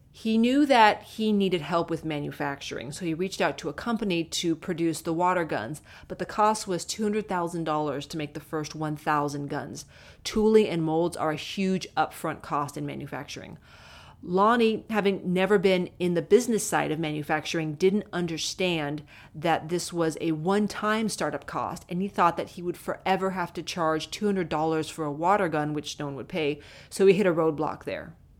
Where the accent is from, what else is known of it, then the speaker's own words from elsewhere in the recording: Southern California, United States; as a kid growing up in Southern California